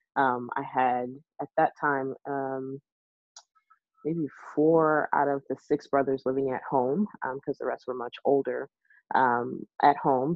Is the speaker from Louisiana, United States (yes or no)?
no; Texas, United States; also born or lived in Nigeria; I was born in Nigeria and raised in Texas